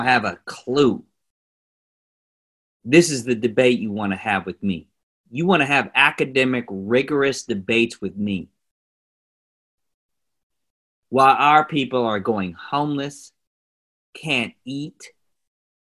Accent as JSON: {"language": "English", "town": "Oakland", "region": "California", "country": "United States", "said": "I'm from Oakland"}